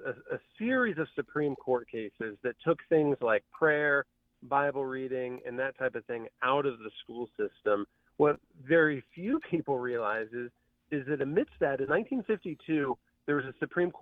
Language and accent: English; Van Wert, Ohio, United States; my hometown of the small town, Van Wert, Ohio